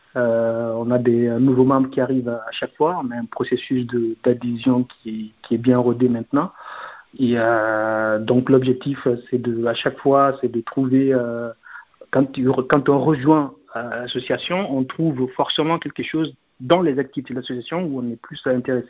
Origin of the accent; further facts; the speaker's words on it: Guinea; on est guinéen